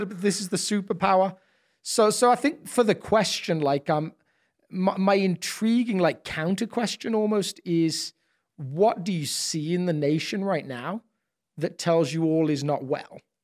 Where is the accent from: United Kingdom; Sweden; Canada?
United Kingdom; moved away as an adult; now in United States; as a British person